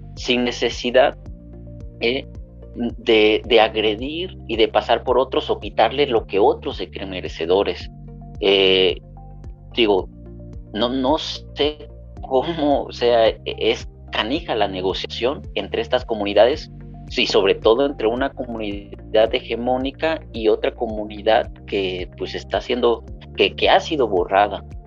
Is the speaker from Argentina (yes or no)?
no; Acapulco, Guerrero, Mexico; nosotros crecimos en Acapulco